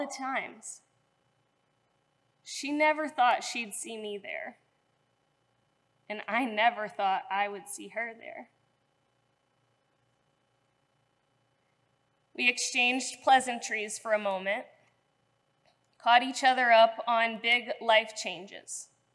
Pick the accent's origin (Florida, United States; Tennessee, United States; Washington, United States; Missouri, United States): Missouri, United States; St. Louis; moved away as an adult; now in Cincinnati, United States; I grew up in St. Louis